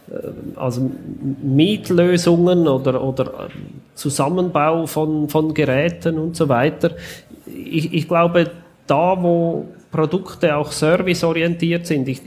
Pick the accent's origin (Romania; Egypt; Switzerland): Switzerland; weil wir als Schweizer sogar teurer versenden müssen, als wenn das aus dem Ausland kommt.